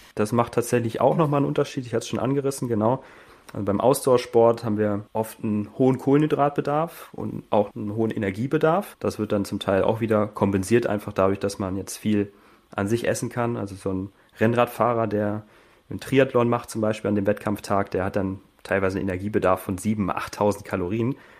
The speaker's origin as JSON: {"language": "German", "town": "Hanover", "region": "Lower Saxony", "country": "Germany", "also_born_or_lived": "Burgdorf / Hildesheim", "moved": "as an adult", "lives_now": "Austria", "said": "Komme ursprünglich aus Hannover, Hildesheim und bin jetzt im Oktober nach Österreich ausgewandert"}